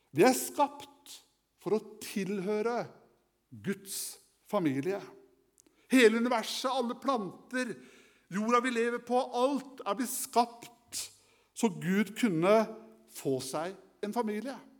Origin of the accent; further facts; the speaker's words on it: Kragerø, Telemark, Norway; Som guttunge så hadde jeg kaniner eh, hjemme i Kragerø, i min hjemby.